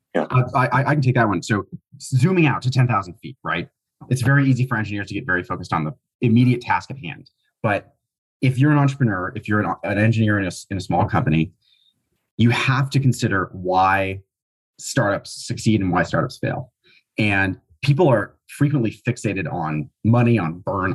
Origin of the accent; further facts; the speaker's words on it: Minnesota, United States; We're both currently in Minnesota, uh, where we grew up